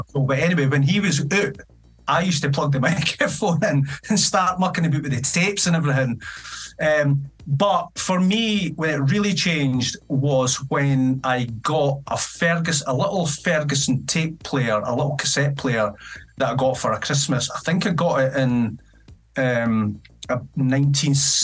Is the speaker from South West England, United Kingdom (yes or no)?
no; Edinburgh, Scotland, United Kingdom; also born or lived in Dunfermline / Penicuik; I was born in 1973 in Edinburgh, and I lived in a place called Gracemount in the High Flats with my mum